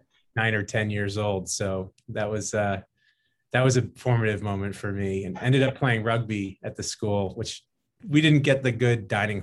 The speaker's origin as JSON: {"language": "English", "region": "Western Massachusetts", "country": "United States", "tie": "born or raised there", "said": "I grew up in Western Massachusetts"}